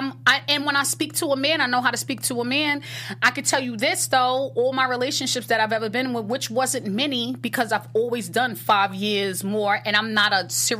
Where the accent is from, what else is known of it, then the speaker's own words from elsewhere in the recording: New York, United States; being a New Yorker, we're raised to just be real and honest